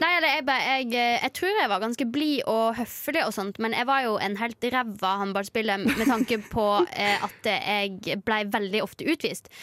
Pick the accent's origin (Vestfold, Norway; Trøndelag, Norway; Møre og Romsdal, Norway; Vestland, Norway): Vestland, Norway; Førde; så fikk vi en ny trener som òg trente damelaget hjemme i Førde